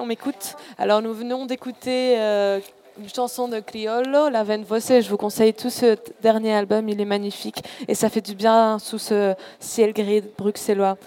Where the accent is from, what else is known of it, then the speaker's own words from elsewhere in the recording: Spain; moved away; je suis espagnole à la base.